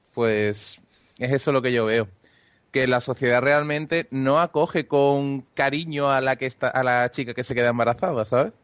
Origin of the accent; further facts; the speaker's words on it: Andalusia, Spain; soy andaluz